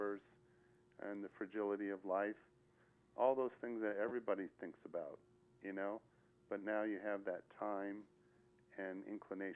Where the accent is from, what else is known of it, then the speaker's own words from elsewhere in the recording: Palo Alto, California, United States; moved away as an adult; now in Las Vegas, United States; I'm from Palo Alto, California. I'm the son of a rabbi. That's where I grew up